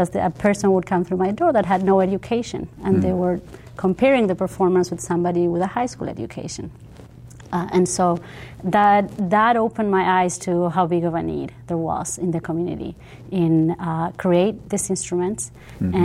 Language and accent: English; Uruguay; moved away as an adult; now in United States; I'm from Uruguay originally, I'm bilingual. I speak Spanish and English fluently